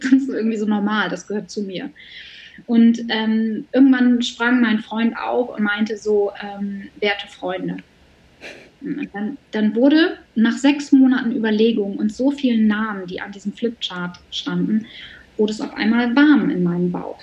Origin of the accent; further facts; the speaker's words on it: Bremen, Germany; ich bin Bremerin in Bremen und da habe ich schon relativ früh angefangen zu arbeiten, also so als ich so ungefähr 14 war